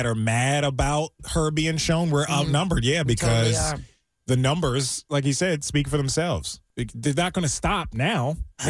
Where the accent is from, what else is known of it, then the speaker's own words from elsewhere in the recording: south of Baltimore, Maryland, United States; No, I'm not from Baltimore. I'm from south of Baltimore, but it's still Maryland.